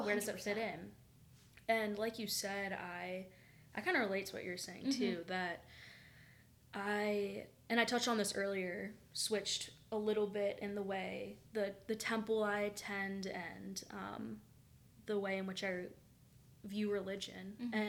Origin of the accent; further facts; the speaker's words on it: the South, United States; And growing up in the South, I had so many friends that it broke my heart, honestly.